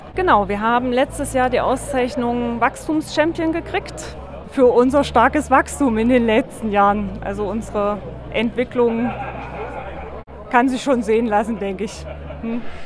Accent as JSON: {"language": "German", "town": "Weimar", "region": "Thuringia", "country": "Germany", "tie": "born or raised there", "said": "das ist meine Heimat"}